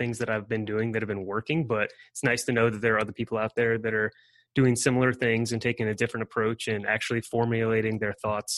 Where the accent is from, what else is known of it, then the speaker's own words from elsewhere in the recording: Northern Virginia, United States; moved away; originally from Northern Virginia